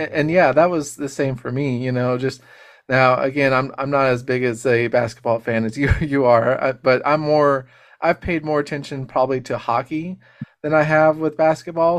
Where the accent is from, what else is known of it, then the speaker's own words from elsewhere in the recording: Colorado, United States; moved away; also born or lived in Texas; I grew up in Colorado, Uh, I mean, I was born in Texas, but grew up in Colorado for a short time